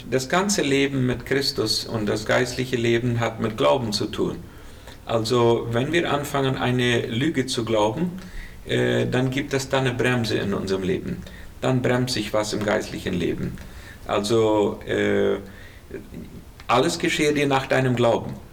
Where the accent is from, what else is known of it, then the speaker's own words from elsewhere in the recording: Colonia Menno, Boquerón, Paraguay; now in Asunción, Paraguay; Ich komme aus Kolonie Merno ursprünglich und eine lange Zeit auf Kilometer 81 gewesen.